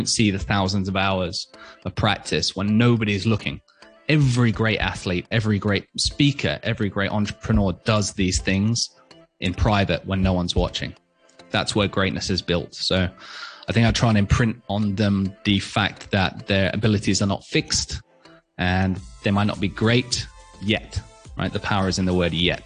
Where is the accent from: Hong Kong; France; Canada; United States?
Hong Kong; I was born and raised in Hong Kong